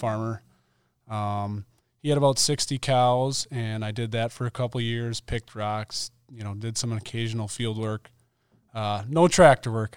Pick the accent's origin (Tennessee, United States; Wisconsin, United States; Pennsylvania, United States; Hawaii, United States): Wisconsin, United States; Mount Calvary; I grew up in Mount Calvary, Wisconsin, pretty small city